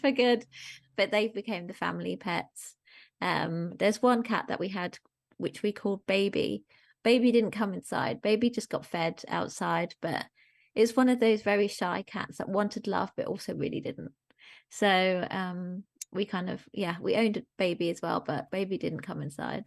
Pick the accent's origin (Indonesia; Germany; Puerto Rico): Germany; moved away; I grew up in Germany